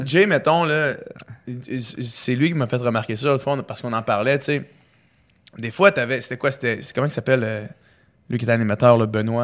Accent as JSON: {"language": "French", "town": "Quebec City", "region": "Quebec", "country": "Canada", "tie": "born or raised there", "also_born_or_lived": "Chicoutimi", "said": "j'ai 26 ans. Euh, je suis né à Chicoutimi, j'ai grandi à Québec"}